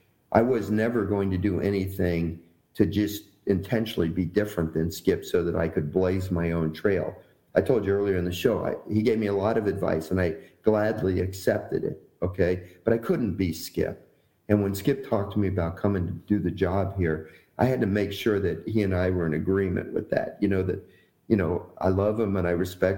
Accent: Miami, Florida, United States; moved away as an adult; also born or lived in Notre Dame, Indiana; now in Louisiana, United States; I grew up in Miami

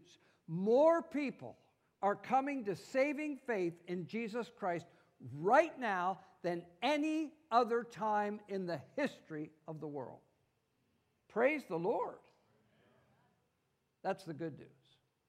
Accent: United States; also born or lived in Italy; I am an American

